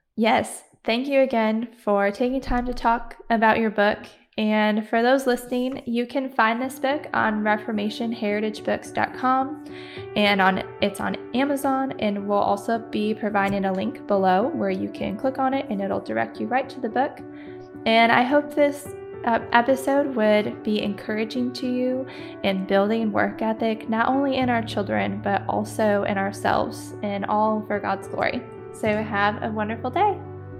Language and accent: English; Michigan, United States; moved away; we're from Michigan